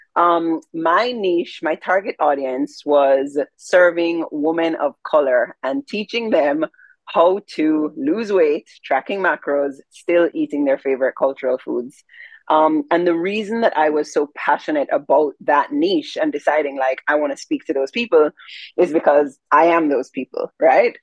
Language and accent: English; Jamaica; I'm Jamaican